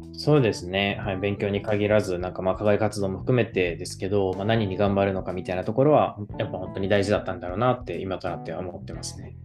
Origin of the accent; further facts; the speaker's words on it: Kobe, Hyogo, Japan; moved away as an adult; also born or lived in Kyoto; 神戸市出身なので、はい、19年ぐらいは神戸に住んでましたね